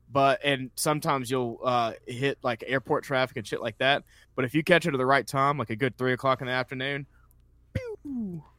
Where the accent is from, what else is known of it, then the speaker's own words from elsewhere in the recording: Columbus, Georgia, United States; I'm originally from Columbus, Georgia